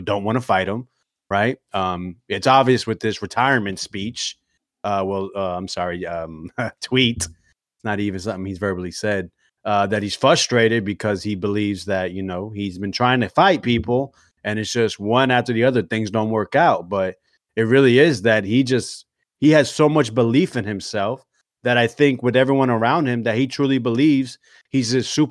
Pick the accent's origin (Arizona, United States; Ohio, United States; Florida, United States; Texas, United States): Florida, United States; also born or lived in New Jersey; I was born in Jersey, but I mean I'm Floridian if you ask me